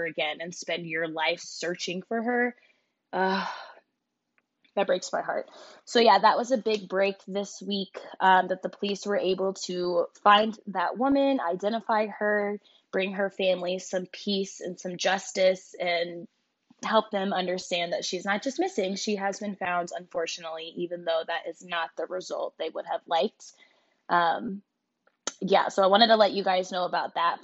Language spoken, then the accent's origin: English; Jacksonville, Florida, United States; now in Colorado, United States; my hometown